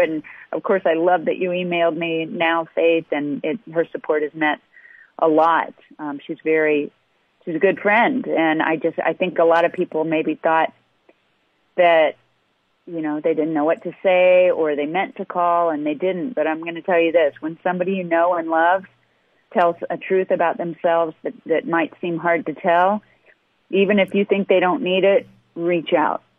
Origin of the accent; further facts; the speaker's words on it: Midwest, United States; I'm from the Midwest